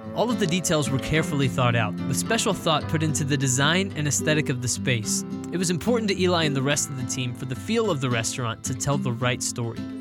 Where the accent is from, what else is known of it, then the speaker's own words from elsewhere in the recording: Texas, United States; I was born and raised in Texas